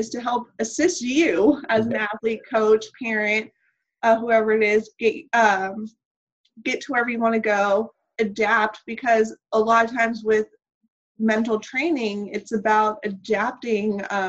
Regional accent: Laredo, Texas, United States; moved away as an adult; now in Sarasota, United States; in psychology, minor in art history from Texas A&M International University in my hometown of Laredo, Texas.

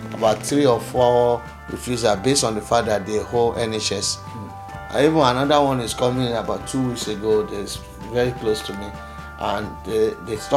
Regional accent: Nigeria; now in United Kingdom; I'm a British citizen of Nigeria origin

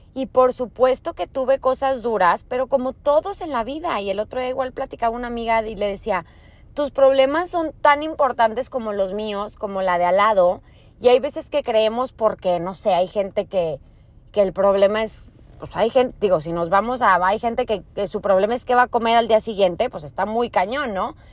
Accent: Torreón, Coahuila, Mexico; moved away as an adult; Soy de Torreón, Coahuila

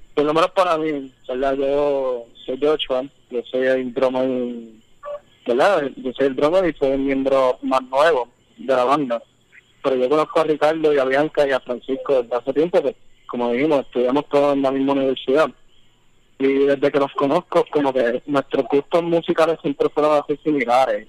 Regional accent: San Juan, Puerto Rico; yo no soy de Levittown, soy de Riapiedra

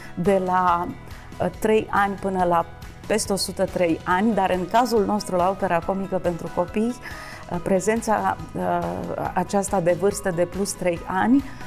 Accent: Romania; ca români

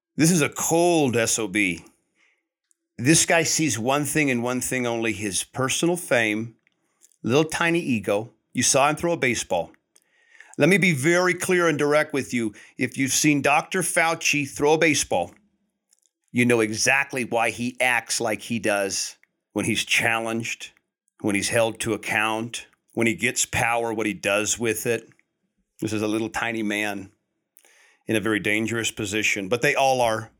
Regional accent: United States; as American people

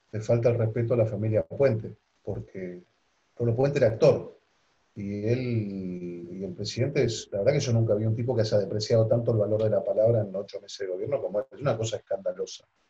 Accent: Argentina; yo nací en la Argentina mi padre está enterrado en la Argentina. Mis hijos son argentinos.

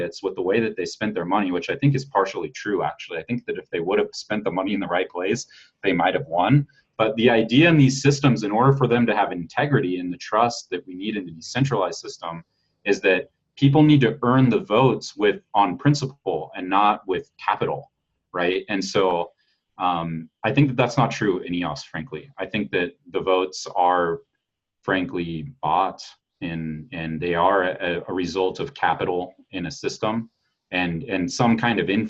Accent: United States; being an American

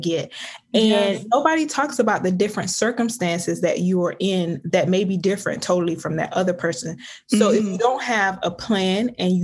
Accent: Osceola, Georgia, United States; I'm from the South. I'm from a small town called Osceola, Georgia. It's about 4,000 people, and it was a very small town.

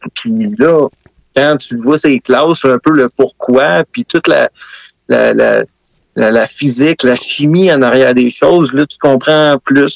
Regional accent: Sainte-Anne-des-Plaines, Quebec, Canada; Je viens de Saint-Anne-des-Plaines une euh, ancienne capitale de la fraise

